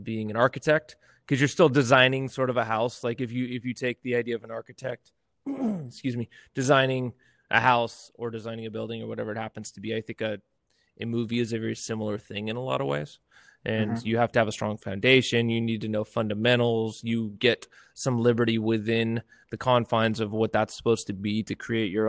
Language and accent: English; near Yosemite, Sierra Nevada foothills, California, United States; now in Fresno, United States; born and raised up near Yosemite